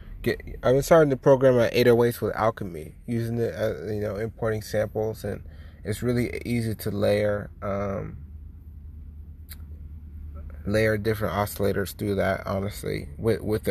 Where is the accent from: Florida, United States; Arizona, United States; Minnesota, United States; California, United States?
California, United States; San Diego; also born or lived in Oceanside, California / Boston; I'm from San Diego